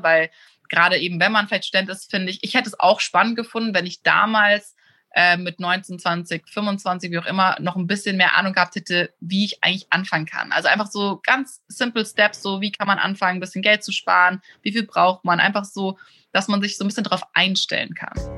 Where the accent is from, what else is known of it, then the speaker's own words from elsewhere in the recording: Germany; moved away as an adult; also born or lived in Munich / Los Angeles; now in Hamburg, Germany; Also, ich bin auf dem Land aufgewachsen. Ich bin ein Dorfmädchen, komme aus einem ganz, ganz kleinen Dorf, aber in der Nähe von Hamburg.